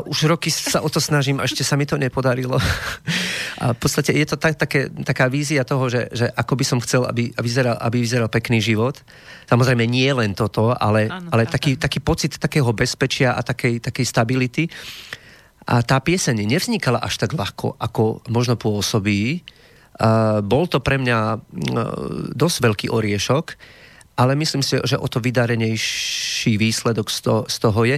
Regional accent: Banská Bystrica, Banská Bystrica Region, Slovakia

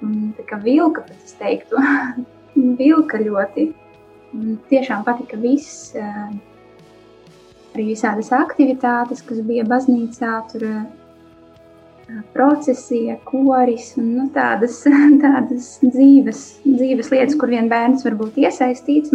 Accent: Latvia; also born or lived in Daugavpils; now in Riga, Latvia; Es pati nāku no Latvijas, no Krasnodas. Iedzima Daugavpilī, jā, dzīvoju Krasnodā. Uzaugu Krasnodā, jā, tagad es dzīvoju Rīgā

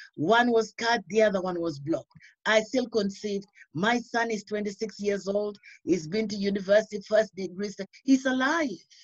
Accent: Uganda; moved away as an adult; I originally I'm from Uganda, but then I've lived in this country for so many years, over 30, 40 years now.

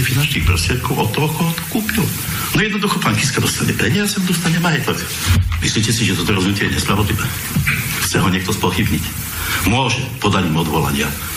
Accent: Lutina, Prešov Region, Slovakia; moved away as an adult; also born or lived in Košice / Czech Republic; now in Hnilec, Slovakia; Narodil som sa v lese, narodil som sa v obci v Lutina na severovýchode Slovenska

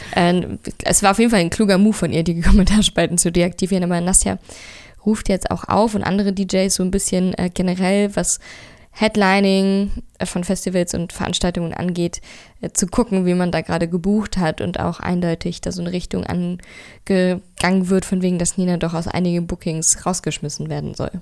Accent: Berlin, Germany; Ich bin in Friedrichshain geboren und aufgewachsen

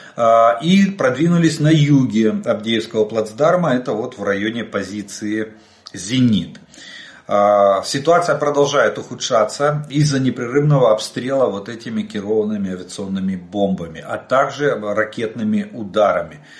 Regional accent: Ukraine; мы из Украины

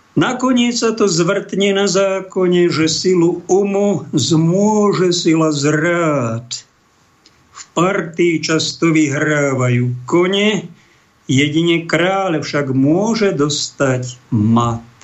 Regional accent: Bojnice, Trenčín Region, Slovakia; Môj rodný kraj pod Bojnickým zámkom

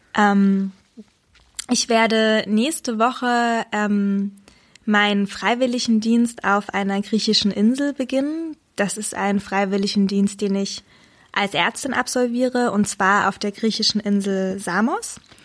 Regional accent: Saxony, Germany; Ich bin in, in Sachsen geboren und aufgewachsen

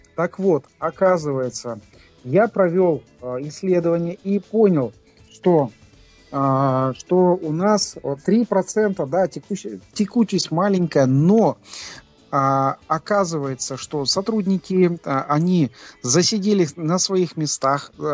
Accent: Kazakhstan; мы из Казахстана

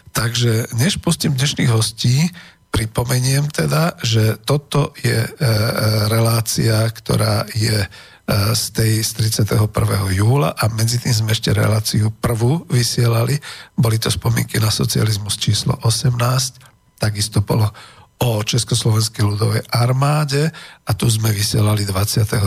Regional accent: Slovakia; sme teda Slováci

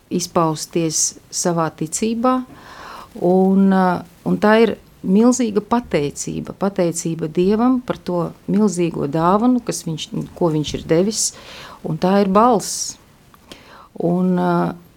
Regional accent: Daugavpils, Latgale, Latvia; now in Riga, Latvia; es esmu no Daugavpils

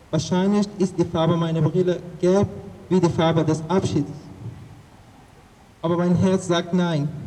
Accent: Afghanistan; ich komme aus Afghanistan.

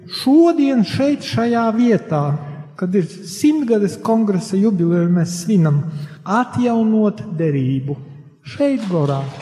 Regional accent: Latgale, Latvia; Un, diemžēl mūsu brāļi latgalieši, jeb es varu teikt, kā latgalietis, tad esmu ievainots.

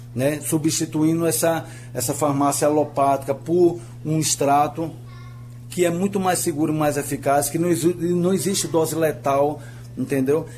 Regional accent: Aracaju, Sergipe, Brazil; eu sou de Aracaju

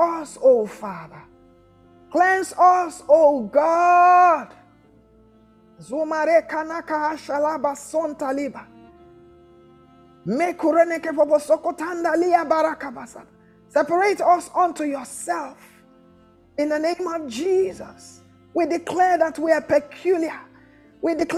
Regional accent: Abia, Nigeria; I'm from Abia State

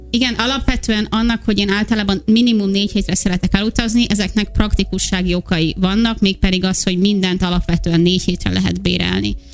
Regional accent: Hungary; moved away as an adult; körülbelül 5 éve hagytam el először Magyarországot

